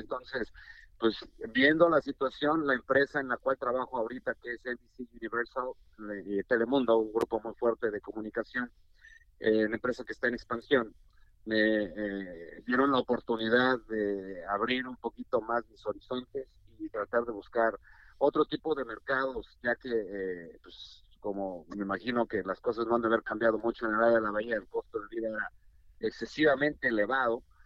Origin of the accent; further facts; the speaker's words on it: Mexico City, Mexico; moved away as an adult; also born or lived in Guadalajara; now in United States; yo nací en la Ciudad de México, en la capital, en el Distrito Federal, y pues eh, me desenvolví todo lo que fue mi infancia y parte de mi juventud y mi carrera profesional, todos mis estudios los realicé allá